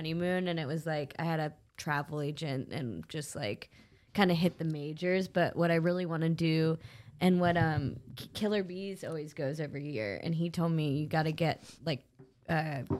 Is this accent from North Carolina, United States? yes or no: yes; Charlotte, North Carolina, United States; Charlotte, North Carolina.